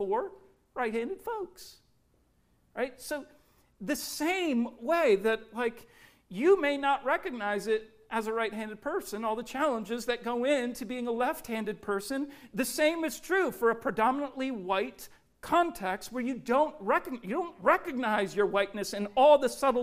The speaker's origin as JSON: {"language": "English", "town": "Richmond", "region": "Virginia", "country": "United States", "tie": "born or raised there", "moved": "yes", "said": "I spent about 7-8 years growing up in Richmond, Virginia"}